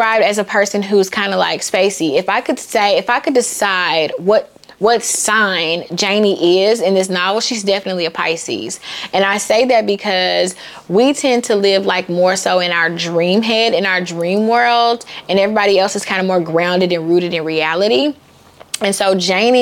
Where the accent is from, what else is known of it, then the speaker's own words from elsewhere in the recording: the South, United States; I'm from the South, and the deeper South, the meaner South